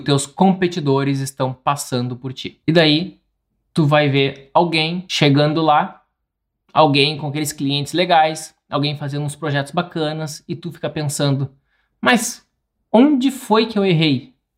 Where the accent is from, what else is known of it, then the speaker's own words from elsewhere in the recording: Porto Alegre, Rio Grande do Sul, Brazil; Eu sou de Porto Alegre